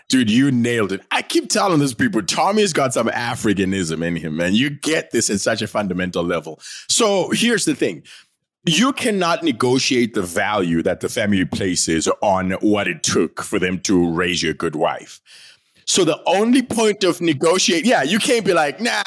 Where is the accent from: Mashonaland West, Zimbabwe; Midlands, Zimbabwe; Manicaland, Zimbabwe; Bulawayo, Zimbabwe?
Bulawayo, Zimbabwe; I am, uh, from Bulawayo in Zimbabwe, right? I am from the Ndebele tribe